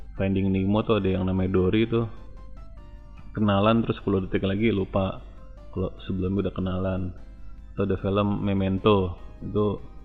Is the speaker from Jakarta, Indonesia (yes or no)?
yes; Jakarta, Indonesia; waktu kecil lo gue tinggalnya di daerah Senen ya waktu gue TK